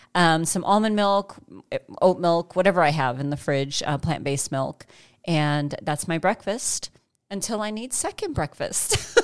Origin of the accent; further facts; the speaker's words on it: Chicago, Illinois, United States; also born or lived in Saint George, Utah; now in Central Kansas, United States; I'm from Chicago